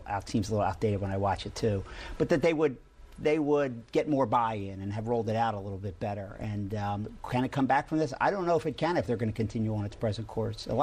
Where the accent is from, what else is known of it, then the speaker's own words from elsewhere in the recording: Philadelphia, Pennsylvania, United States; growing up in South Philly